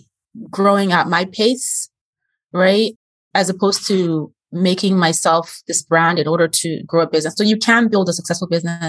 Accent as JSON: {"language": "English", "country": "Nigeria", "moved": "yes", "said": "I'm originally from Nigeria."}